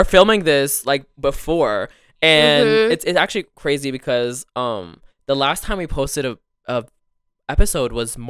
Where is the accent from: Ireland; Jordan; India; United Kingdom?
Jordan; Amman, Amman Governorate; now in United States; So then we went back to the Middle East and I lived in Amman, Jordan for a few years. And it was a good portion of my childhood. And then I came back to America and that's where I am today. But I lived a really good portion of my life in Jordan.